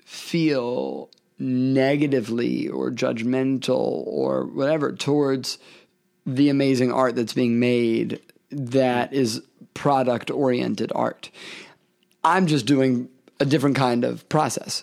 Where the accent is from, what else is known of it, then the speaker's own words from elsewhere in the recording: Memphis, Tennessee, United States; I'm from Memphis. I, I'm from the South, the, the, the Bible Belt